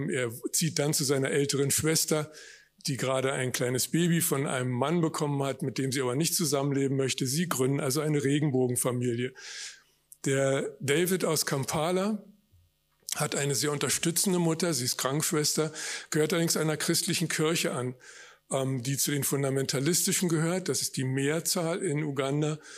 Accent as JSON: {"language": "German", "region": "Berlin", "country": "Germany", "tie": "born or raised there", "also_born_or_lived": "Hamburg", "moved": "as an adult", "said": "die ersten 18 Jahre bin ich geboren und aufgewachsen in West-Berlin. Dann habe ich mich ein Jahr lang in der Welt auf eigene Faust rumgeschlagen, bin dann in Hamburg wieder angelandet"}